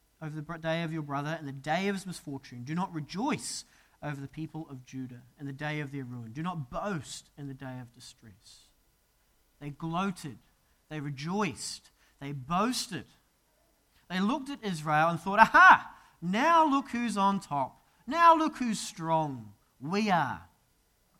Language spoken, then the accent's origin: English; New Zealand; moved away as an adult; as a Kiwi, to see a casual snake just cruising across a path is a pretty terrifying sight. I mean, the most dangerous thing we have is a possum in New Zealand.